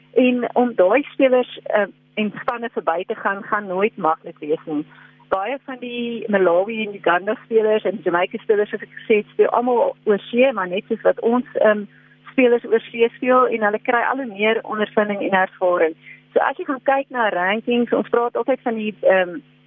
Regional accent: South Africa

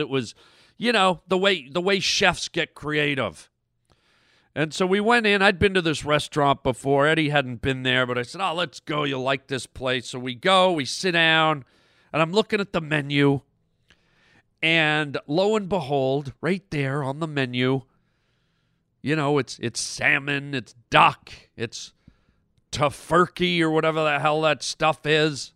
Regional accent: Canada; being a Canadian boy

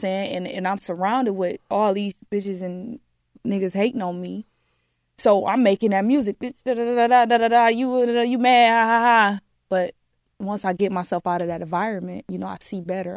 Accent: Detroit, Michigan, United States; I'm from the D

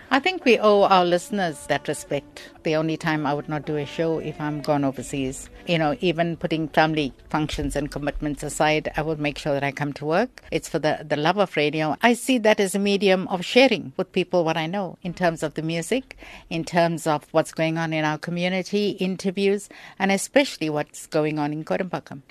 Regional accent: South Africa; I'm a South African

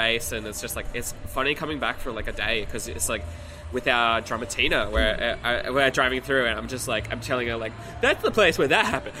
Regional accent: Wollongong, New South Wales, Australia; also born or lived in Wagga Wagga / Shellharbour; I consider Wollongong my hometown because it was where I was born and where I spent most of my life. But I grew up first handful of years of my life in Wagga.

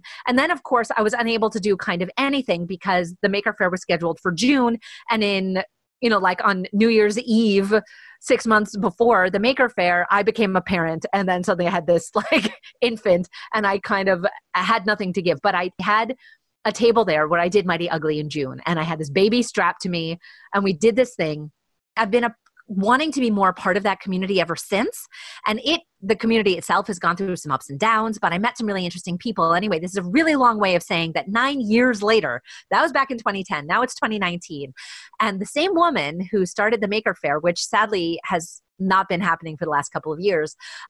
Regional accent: Vancouver, British Columbia, Canada; And we're all from Vancouver.

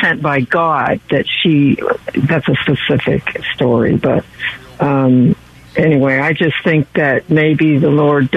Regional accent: Oakland, California, United States; now in Marin County, United States; I'm originally from the Oakland Hills, and I moved over to Marin at the end of 79, so I've been over here quite a while.

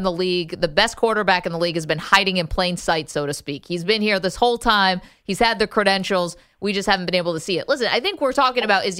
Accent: California, United States; they're like, oh, listen to his Boston accent. It's like, guys, I'm from California.

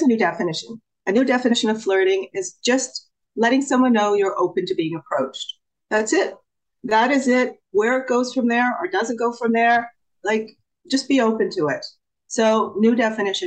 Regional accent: Canada; I'm actually from Canada

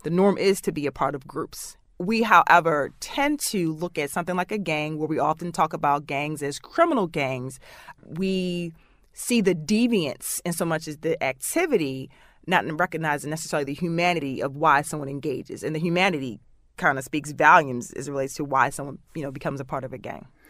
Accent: Baltimore, Maryland, United States; Growing up in Baltimore City

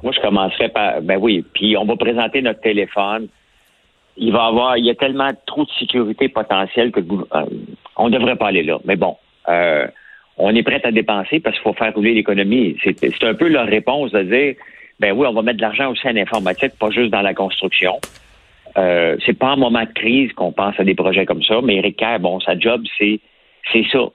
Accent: Montreal, Quebec, Canada; on vient de Montréal

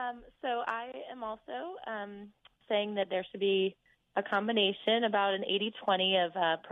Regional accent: Kansas, United States; I was brought up in the Midwest, and I feel like that's how a lot of Midwesterners are. I was brought up in Kansas

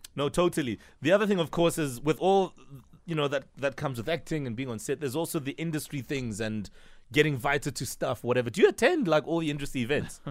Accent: Soweto, Gauteng, South Africa; I grew up in Soweto too

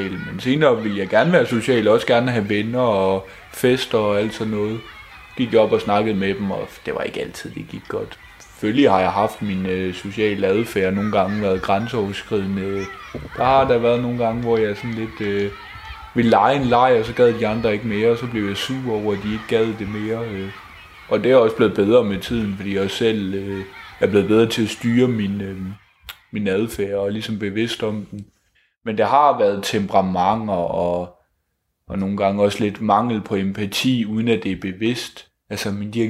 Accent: Odense, Southern Denmark, Denmark; Jeg er fra Odense, Odense Midtby, den fine del af Odense.

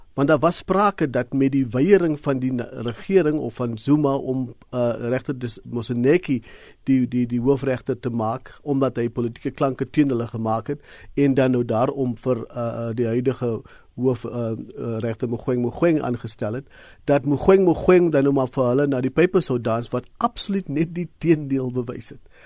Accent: South Africa; vir ons as Suid-Afrikaners

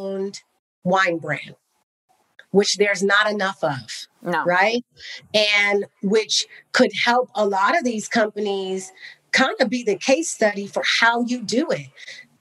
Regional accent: Bay Area, California, United States; also born or lived in Cognac, France; I grew up in the Bay Area, spending time in Napa

